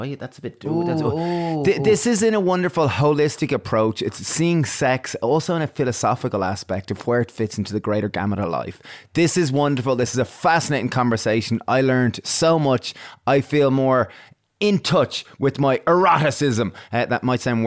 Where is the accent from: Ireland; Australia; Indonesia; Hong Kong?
Ireland; growing up in Ireland, sex, at least in the Ireland that I grew up in, it was quite repressed